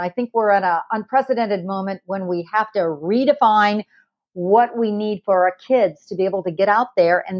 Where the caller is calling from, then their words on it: California, United States; I'm calling in from California.